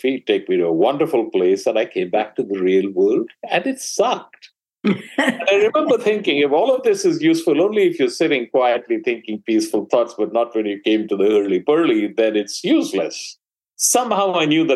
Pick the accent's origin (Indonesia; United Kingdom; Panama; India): India; moved away as an adult; now in United States; I grew up in India